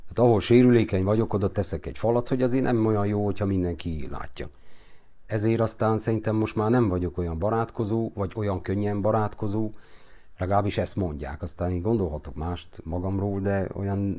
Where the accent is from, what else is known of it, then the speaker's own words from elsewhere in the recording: Romania; ahol én felnőttem, az a forradalom negyed, a régi augusztus 23